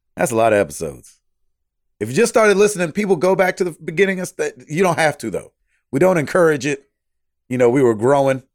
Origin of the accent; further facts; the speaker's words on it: Santa Cruz, California, United States; also born or lived in San Francisco; I was born in Santa Cruz, California, and lived there until my parents divorced